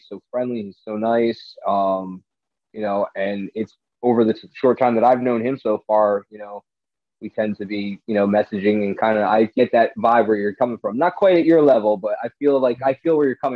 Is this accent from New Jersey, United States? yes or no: yes; New Jersey, United States; I got involved with a group of Ghostbusters that was based in my home state